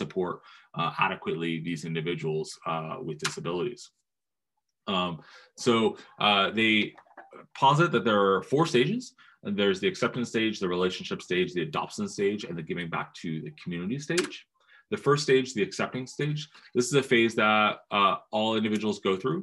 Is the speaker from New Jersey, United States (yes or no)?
yes; New Jersey, United States; I grew up in New Jersey